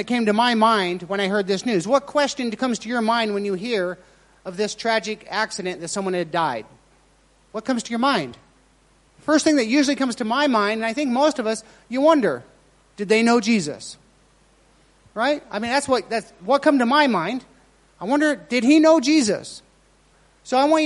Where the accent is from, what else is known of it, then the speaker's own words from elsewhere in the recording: Eureka, Nevada, United States; moved away; I'm from a very small town in Eureka, Nevada.